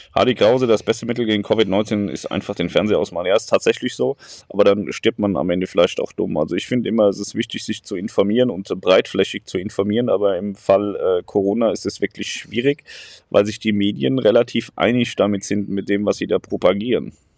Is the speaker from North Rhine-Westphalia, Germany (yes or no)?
no; near Darmstadt, Hesse, Germany; ich bin in der Nähe von Darmstadt aufgewachsen